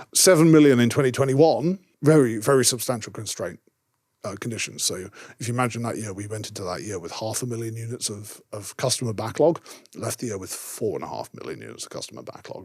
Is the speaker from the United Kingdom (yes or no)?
yes; Yorkshire and the Humber, United Kingdom; I grew up in Yorkshire